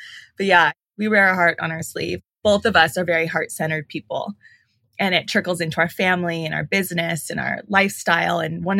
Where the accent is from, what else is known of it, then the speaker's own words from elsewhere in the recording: Los Angeles, California, United States; So I'm an LA native, born and raised in this little town called Sun Valley, right outside of Burbank, California.